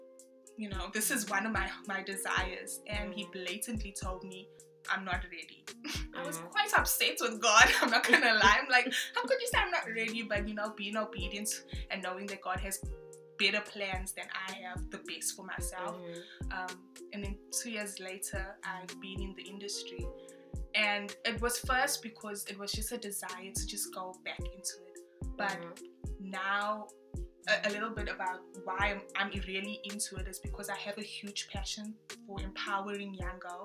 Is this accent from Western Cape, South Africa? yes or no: no; Durban, KwaZulu-Natal, South Africa; first language French; also born or lived in Congo / Zambia; I'm from Sydenham, born and bred in Durban